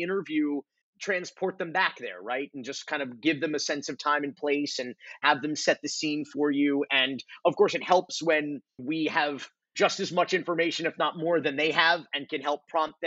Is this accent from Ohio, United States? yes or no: no; Miami, Florida, United States; our childhoods, if you will, growing up in Miami